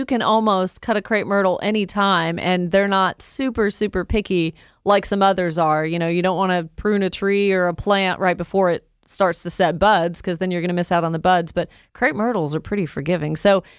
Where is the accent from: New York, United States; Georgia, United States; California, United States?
Georgia, United States; Woodstock; I grew up in Woodstock my whole life